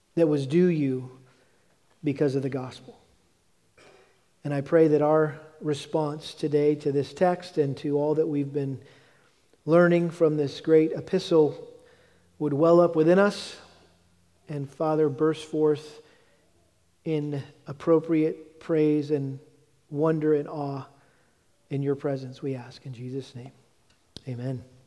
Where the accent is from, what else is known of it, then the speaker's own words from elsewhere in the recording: New England, United States; I grew up in the New England area